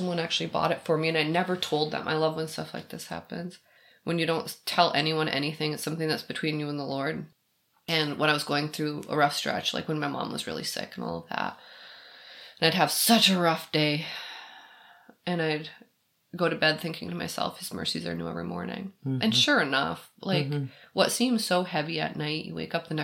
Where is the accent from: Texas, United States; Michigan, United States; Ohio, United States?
Michigan, United States; I'm from Michigan.